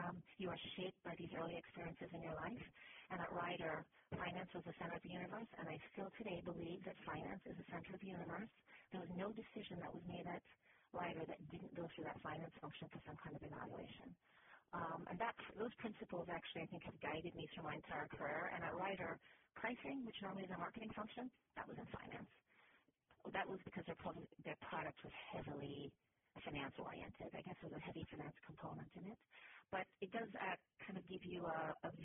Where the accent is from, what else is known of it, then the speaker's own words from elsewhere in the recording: Jamaica; moved away; also born or lived in Canada / Miami; I'm originally from Jamaica, went to university in Canada